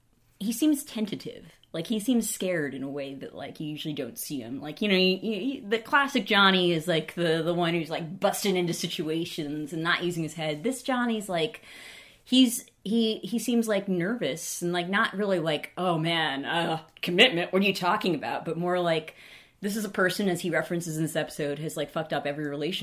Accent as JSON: {"language": "English", "region": "California", "country": "United States", "said": "because we're both from California, it's kind of nice just to see California at Christmas time"}